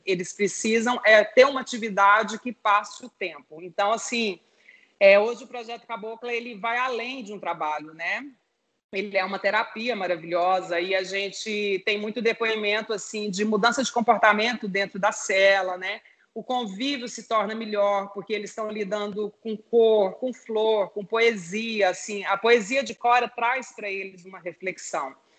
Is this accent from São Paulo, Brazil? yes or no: no; Goiás, Brazil; Nós três somos de Goiás